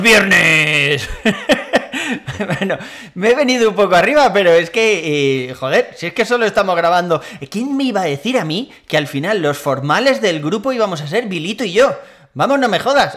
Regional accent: Valencia, Valencian Community, Spain; moved away as an adult; now in Madrid, Spain; soy de Valencia, pero vivo en Madrid desde hace unos años

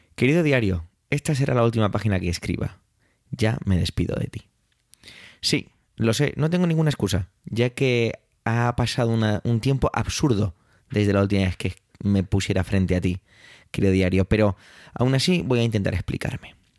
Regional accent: Spain; Yo como español

